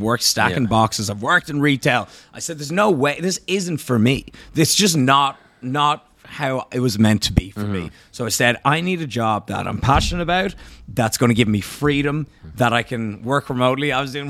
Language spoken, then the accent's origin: English; Ireland